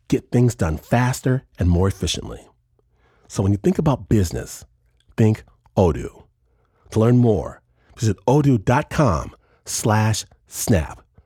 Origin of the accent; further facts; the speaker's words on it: Detroit, Michigan, United States; the place of my birth, Detroit, Michigan.